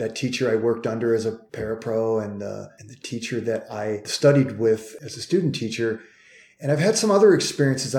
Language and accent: English; Cleveland, Ohio, United States; I'm from Cleveland